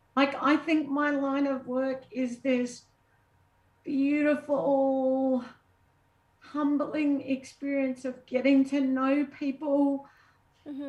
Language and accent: English; Australia; moved away as an adult; I'm Australian. I grew up with snakes that like look at you and kill you